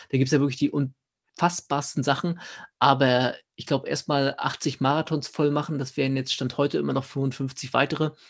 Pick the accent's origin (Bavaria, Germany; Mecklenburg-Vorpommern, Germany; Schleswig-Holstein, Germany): Mecklenburg-Vorpommern, Germany; Schwerin; ich komme aus Schwerin ganz ursprünglich und da gibt es einen schönen Ultra